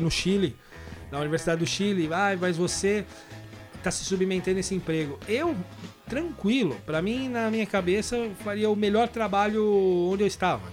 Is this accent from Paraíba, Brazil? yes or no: no; São Paulo, Brazil; moved away as an adult; also born or lived in Guarulhos / London; now in Liverpool, United Kingdom; eu morei minha vida inteira em São Paulo, mas morei meus últimos anos, eu morei em Guarulhos.